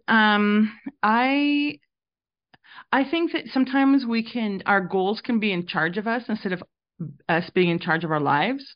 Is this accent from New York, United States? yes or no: no; Reno, Nevada, United States; moved away as an adult; now in Provo, United States; I grew up mostly in Reno, Nevada, and that's where I studied